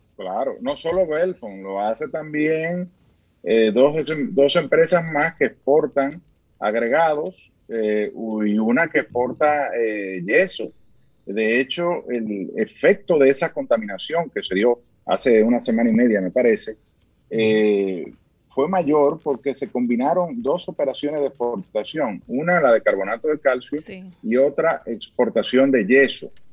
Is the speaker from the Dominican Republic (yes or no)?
yes; Dominican Republic; todos somos dominicanos